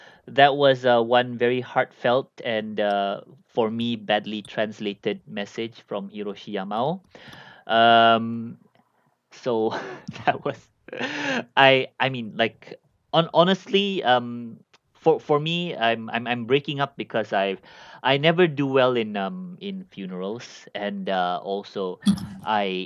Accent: Malaysia; I'm from Malaysia

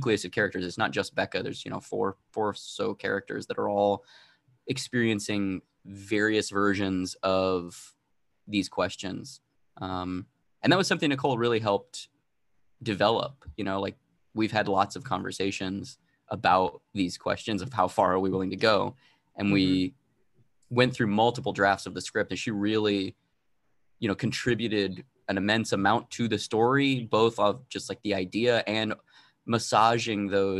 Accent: Arizona, United States; I'm originally from Arizona

